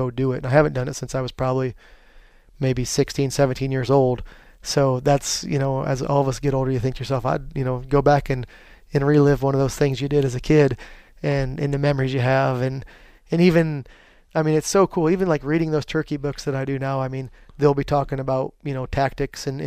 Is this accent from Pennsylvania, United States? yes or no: yes; Pennsylvania, United States; where I grew up in Pennsylvania